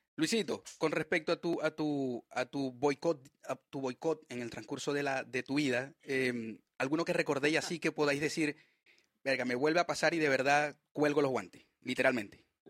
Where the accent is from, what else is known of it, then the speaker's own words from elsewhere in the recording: Maracaibo, Zulia, Venezuela; moved away as an adult; now in Chile; la región de donde yo soy